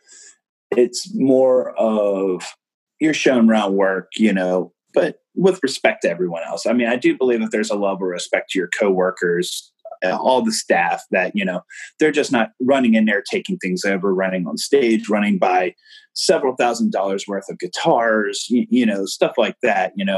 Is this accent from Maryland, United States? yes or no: yes; Maryland, United States; I grew up in Maryland